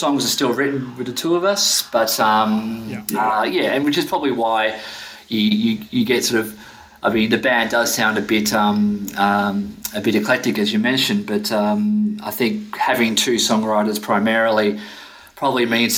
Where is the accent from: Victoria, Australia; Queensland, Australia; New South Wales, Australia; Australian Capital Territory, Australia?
Victoria, Australia; Melbourne; now in Sweden; the band formed when I moved to Sweden from Melbourne in Australia.